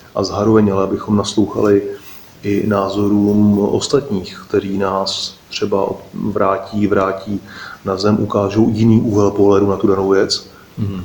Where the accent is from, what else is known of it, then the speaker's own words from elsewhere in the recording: Czechia; jsme Češi